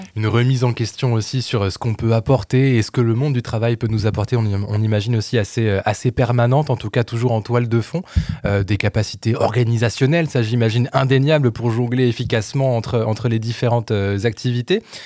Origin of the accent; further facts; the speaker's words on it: France; ici chez nous en France